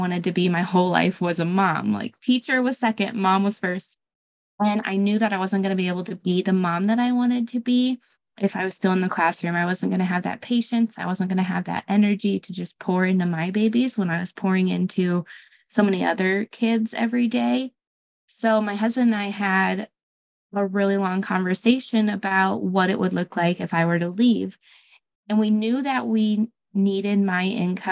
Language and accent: English; Michigan, United States; moved away as an adult; also born or lived in Texas; I'm actually originally from Michigan, but I moved across the states to Texas to teach